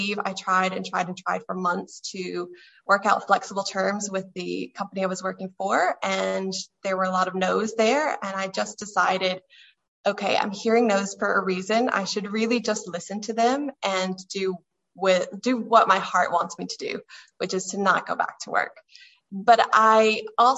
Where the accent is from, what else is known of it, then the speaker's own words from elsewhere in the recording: United States; moved away as an adult; now in Ireland; You can probably hear from my voice that I am American, but I've lived in Ireland for 8 years